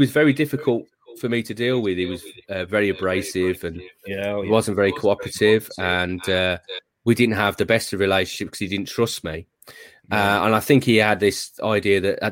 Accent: Tamworth, West Midlands, United Kingdom; I'd worked at my hometown paper, the Tamworth Herald

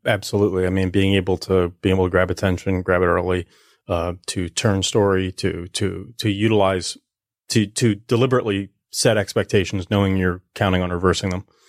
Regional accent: New Jersey, United States; moved away as an adult; also born or lived in Philadelphia / Hollywood; I was born in, uh, Philly. I was raised in South Jersey, and then I went to college in Philly.

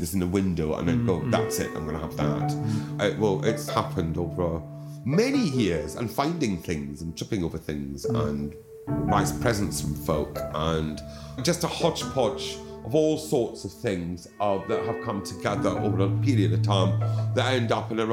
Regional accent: Dundee, Scotland, United Kingdom; now in London, United Kingdom; I was born in St Mary's in Dundee. Yeah. And then when I was one, I'm the youngest of three boys, Dad bought a plot of land just outside Dundee

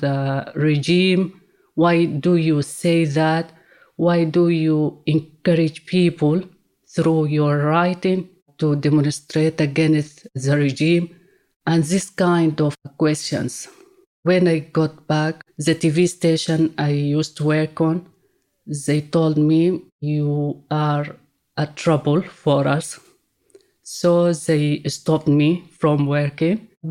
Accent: Sudan; moved away as an adult; now in London, United Kingdom; I'm from Sudan.

